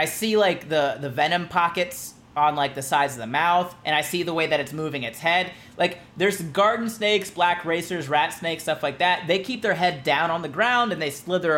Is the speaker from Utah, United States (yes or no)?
no; Florida, United States; I'm from Florida